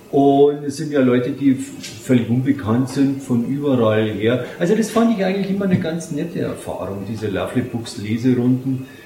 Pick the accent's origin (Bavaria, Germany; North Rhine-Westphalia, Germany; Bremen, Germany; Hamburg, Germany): Bavaria, Germany; äh, ein Rezept aus meiner Heimat der Hallertau